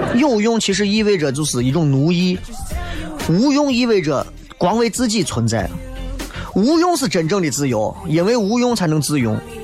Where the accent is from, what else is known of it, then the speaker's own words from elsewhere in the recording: China; 咱这一辈子作为一个中国人